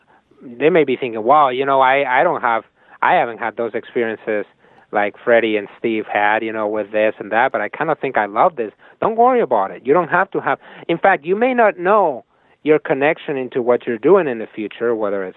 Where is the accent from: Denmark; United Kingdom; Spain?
Spain; moved away as an adult; now in United States; I come from Spain